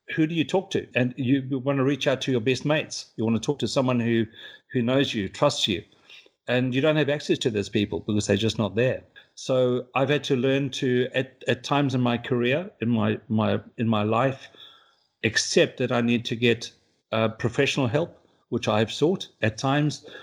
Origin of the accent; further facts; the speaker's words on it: South Africa; also born or lived in New Zealand; now in London, United Kingdom; I am South African by birth